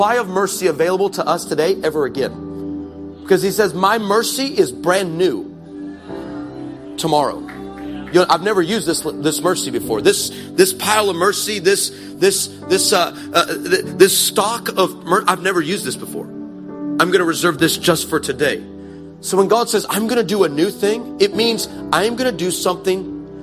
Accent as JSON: {"language": "English", "country": "United States", "said": "I can say this as an American."}